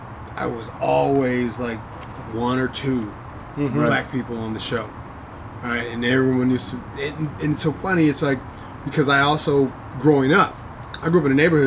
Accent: San Diego, California, United States; I grew up in Mira Mesa

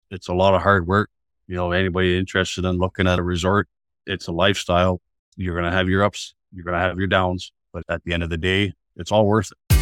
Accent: Atikokan, Ontario, Canada; I was born in Attaquocan, born and raised

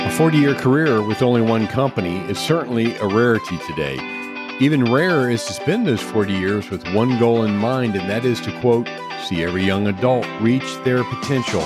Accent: Clinton County, Ohio, United States; moved away; I came from Clinton County, Ohio. We had the, uh, pork queen every year

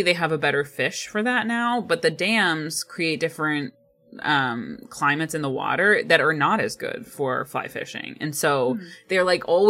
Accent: Ohio, United States; now in Pacific Northwest, United States; growing up in Ohio

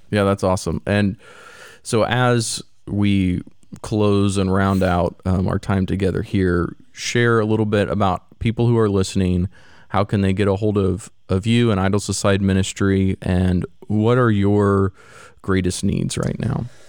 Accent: Missouri, United States; now in Florida, United States; I grew up in the Midwest, Missouri

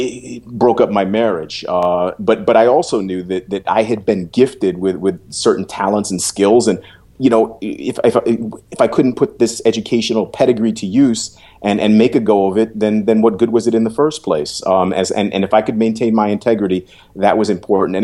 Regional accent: New York City, New York, United States; moved away as an adult; my being a New Yorker, by being from Harlem

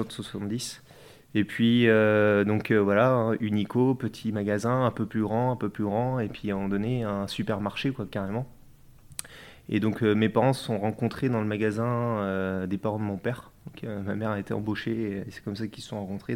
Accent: France; also born or lived in Mauges, Maine-et-Loire / Nantes; je suis originaire euh, des Deux-Sèvres plutôt, et puis aussi euh, des Mauges.

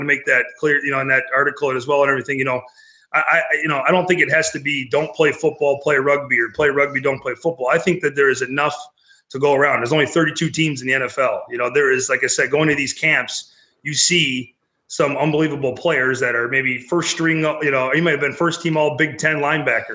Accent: Wisconsin, United States; now in Louisiana, United States; I'm originally from Wisconsin

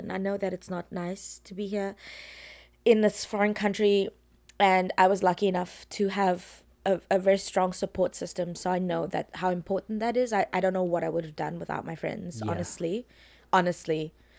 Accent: Wynberg, Western Cape, South Africa; Cape Town. Weinbergian gangster. Yes. Just kidding, I'm from Weinberg.

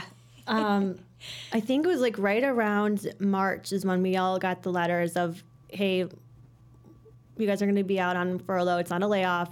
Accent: Hoffman Estates, Illinois, United States; from the Northwest Suburbs, grew up in Hoffman Estates, um, still live in Hoffman Estates

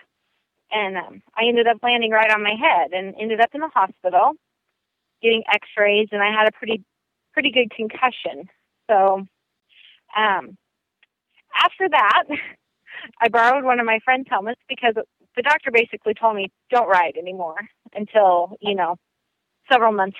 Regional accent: South Central Nebraska, United States; I grew up in South Central Nebraska, and basically in that area, people just don't wear helmets.

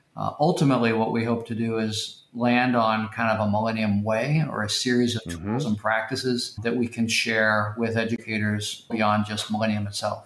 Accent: Tulsa, Oklahoma, United States; I grew up in Tulsa, Oklahoma

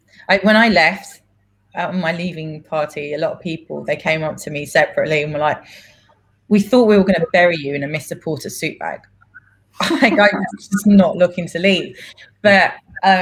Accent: London, United Kingdom; born or raised there; first language Greek; English is a second language; moved away as an adult; now in New York, United States

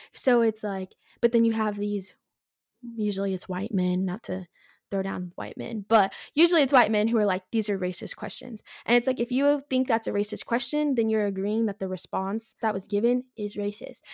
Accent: California, United States; moved away as an adult; I'm from California originally.

